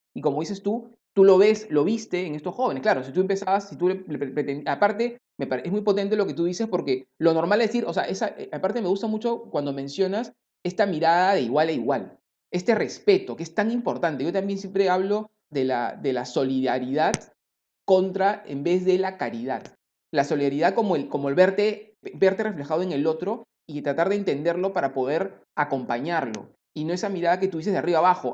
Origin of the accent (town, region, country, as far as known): Peru